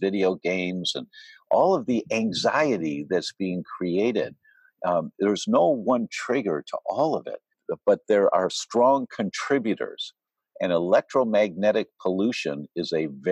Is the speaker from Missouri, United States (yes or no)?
no; Detroit, Michigan, United States; I grew up in Detroit